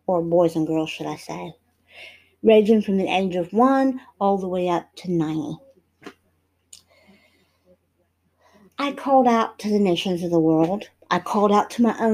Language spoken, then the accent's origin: English; United States; also born or lived in Israel; I'm an American citizen. I'm proud of being American and being Hebrew and having two different nationalities that I can call home.